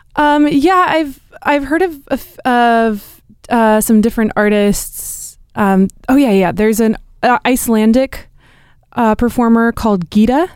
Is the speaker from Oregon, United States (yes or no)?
yes; Hood River, Oregon, United States; now in Portland, United States; I grew up in a town, um, called Hood River